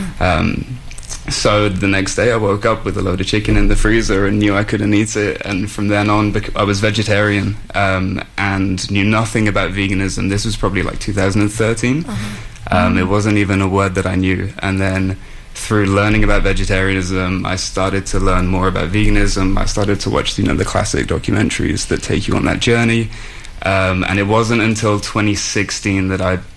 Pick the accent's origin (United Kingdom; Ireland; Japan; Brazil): United Kingdom; Shrewsbury, West Midlands; moved away as an adult; now in Vancouver, Canada; I'm from a very small town in England called Shrewsbury